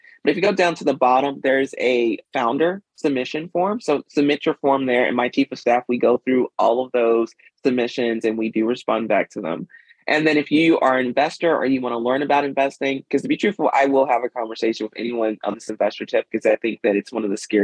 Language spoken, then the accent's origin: English; Mississippi, United States; moved away; when I was growing up in Mississippi